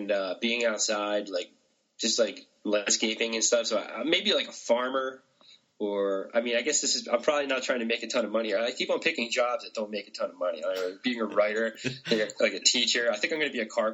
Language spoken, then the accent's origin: English; Philadelphia, Pennsylvania, United States; moved away; I'm from Philadelphia originally, and in Philadelphia, that word is used probably 3 to 5 times per sentence